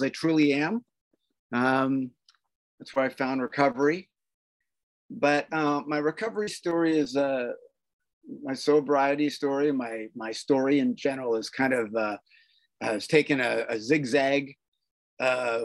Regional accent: Toronto, Ontario, Canada; I'm Canadian, born in Toronto, and was raised by very loving parents

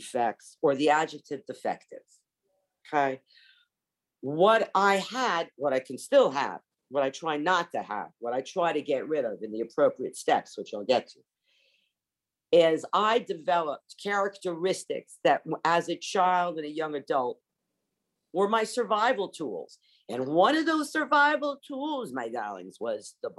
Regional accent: Long Island, New York, United States; moved away as an adult; also born or lived in Montreal, Canada / Los Angeles / Paris, France / south of France; I was raised on Long Island, New York.

